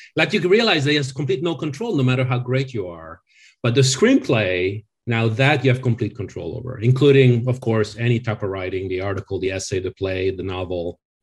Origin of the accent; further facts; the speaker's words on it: France; now in Los Angeles, United States; I, I grew up in France